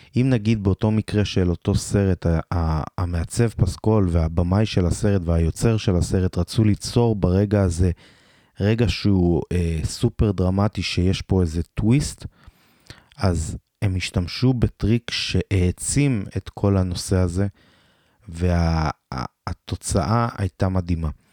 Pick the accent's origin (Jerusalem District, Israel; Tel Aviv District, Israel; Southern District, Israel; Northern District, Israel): Southern District, Israel; Beersheba; אני מבאר שבע במקור